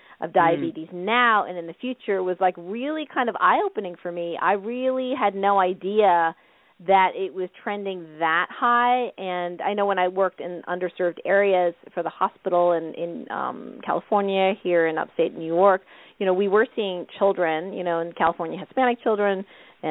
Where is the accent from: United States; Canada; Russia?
Canada; living in Canada, you know, growing up in Canada